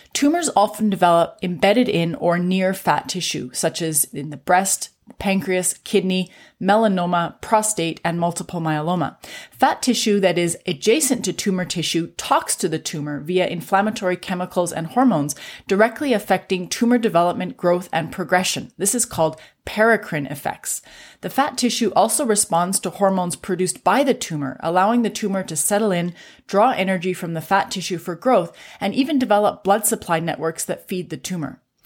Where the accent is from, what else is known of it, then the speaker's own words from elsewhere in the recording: Canada; I'm a Canadian physician